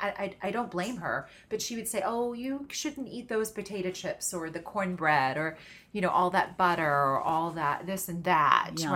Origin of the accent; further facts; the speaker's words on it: the South, United States; I grew up in the South.